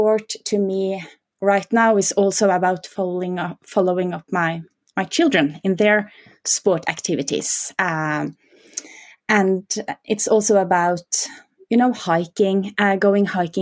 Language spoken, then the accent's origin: English; Norway; I'm from Norway, so I'm basically born with my skis on my feet